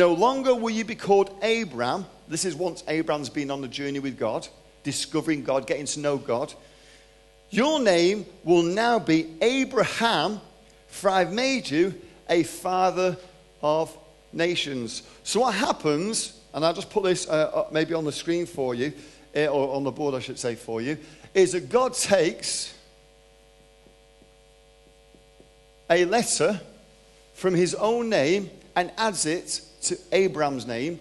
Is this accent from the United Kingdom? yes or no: yes; Manchester, North West England, United Kingdom; moved away as an adult; also born or lived in London; now in Texas, United States; I'm 53 years old, from Manchester, born in London, grew up in Manchester, moved to Texas 13 years ago